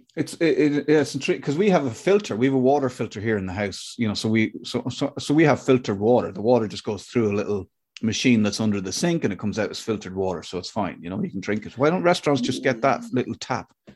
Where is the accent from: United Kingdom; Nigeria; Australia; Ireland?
Ireland; I'm Irish